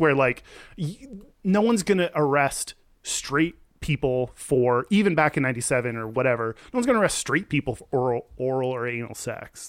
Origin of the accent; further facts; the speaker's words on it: Texas, United States; I'm from Texas